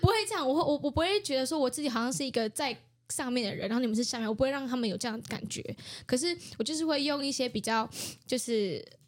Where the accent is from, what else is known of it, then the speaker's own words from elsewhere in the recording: Taiwan; 我知道我是泰雅族